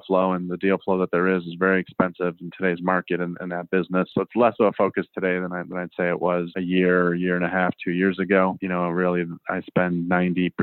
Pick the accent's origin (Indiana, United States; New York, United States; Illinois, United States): Illinois, United States; Chicago; moved away as an adult; also born or lived in Southwest Colorado; I moved out to Southwest Colorado. I'm from Chicago